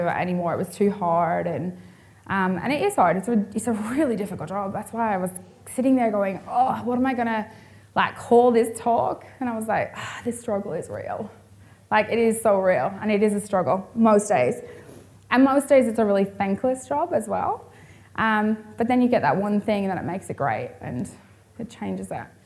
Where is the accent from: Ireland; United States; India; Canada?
Ireland; moved away as an adult; now in Perth, Australia; I'm originally from Ireland